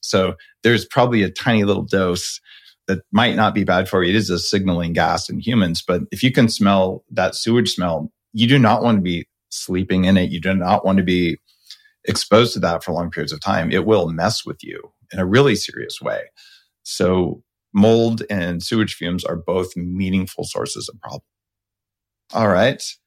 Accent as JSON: {"language": "English", "region": "New Mexico", "country": "United States", "tie": "born or raised there", "said": "I grew up in New Mexico."}